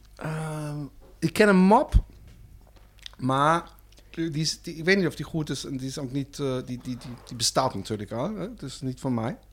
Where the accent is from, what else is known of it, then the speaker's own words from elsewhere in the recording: Germany; Dutch is a second language; now in Netherlands; als Duitser